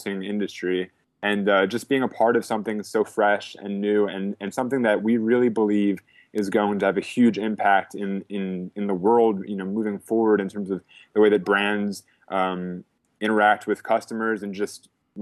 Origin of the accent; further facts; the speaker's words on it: Philadelphia, Pennsylvania, United States; I'm from Philadelphia